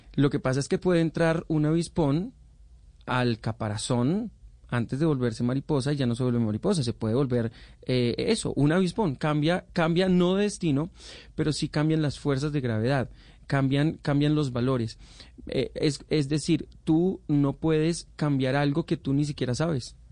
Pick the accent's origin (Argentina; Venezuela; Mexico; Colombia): Colombia; nosotros somos colombianos